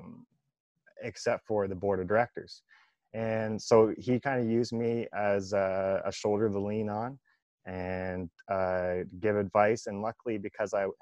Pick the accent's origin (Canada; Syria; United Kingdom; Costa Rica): Canada; my hometown and my team, because I was growing up there